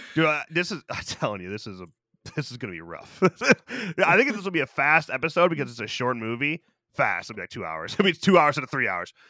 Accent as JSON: {"language": "English", "town": "Byron", "country": "United States", "tie": "born or raised there", "said": "my hometown carnival, Old Byron Fest"}